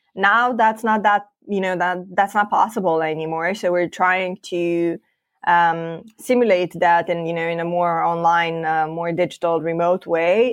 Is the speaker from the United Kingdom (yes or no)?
no; Moldova; now in Bucharest, Romania; we have a different office, uh, based in my home country, uh, Moldova